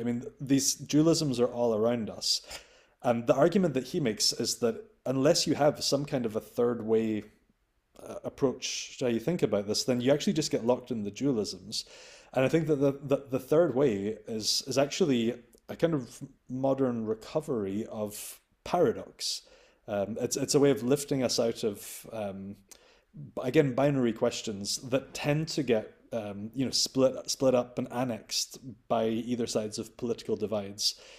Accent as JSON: {"language": "English", "region": "Scotland", "country": "United Kingdom", "said": "as a Scot and as a European."}